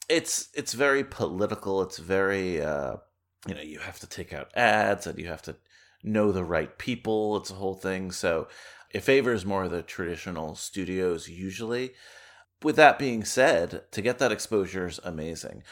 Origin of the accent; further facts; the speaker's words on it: New Jersey, United States; also born or lived in New York; where I grew up in New Jersey